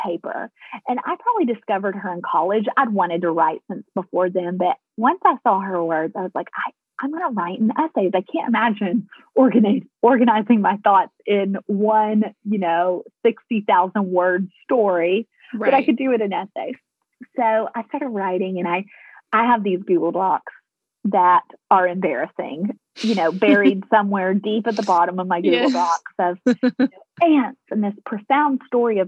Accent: Nashville, Tennessee, United States; moved away as an adult; also born or lived in Colorado; I am a Nashville girl, as you can tell from my accent.

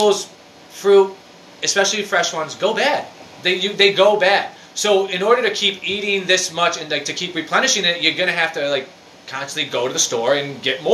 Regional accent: United States; especially as Americans

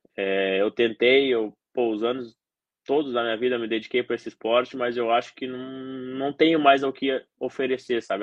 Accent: Santa Cruz do Sul, Rio Grande do Sul, Brazil; eu nasci no Rio Grande do Sul, no interior do Rio Grande do Sul, em Santa Cruz do Sul

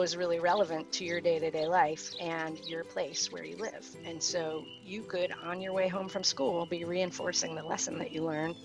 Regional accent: Cleveland, Ohio, United States; moved away as an adult; now in North Country, New York, United States; I grew up in suburbia outside of Cleveland, Ohio, and moved progressively south for college and graduate school

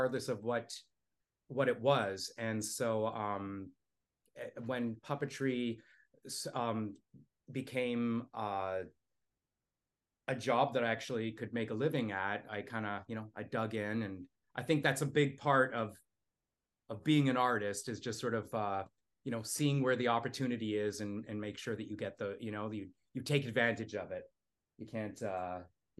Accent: Toronto, Ontario, Canada; I grew up in Toronto

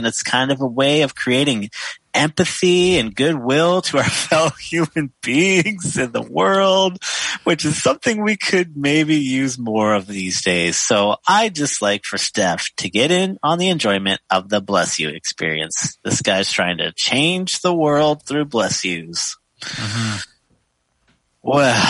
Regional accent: the South, United States; I grew up in the South and come from kind of a bless you family.

